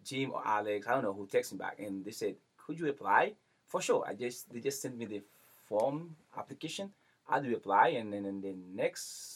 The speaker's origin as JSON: {"language": "English", "town": "Léogâne", "region": "Ouest", "country": "Haiti", "said": "I'm from Haiti, Léogan"}